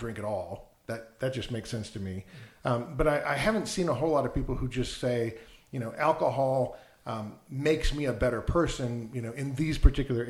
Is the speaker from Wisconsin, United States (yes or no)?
yes; Wisconsin, United States; I grew up in Wisconsin